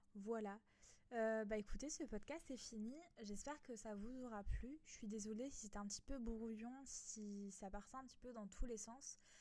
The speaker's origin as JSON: {"language": "French", "area": "a small village in Alsace", "region": "Grand Est", "country": "France", "moved": "as an adult", "lives_now": "Nice, France", "said": "moi qui étais euh, un petit village en Alsace, je suis venue habiter à Nice, donc dans le sud de la France."}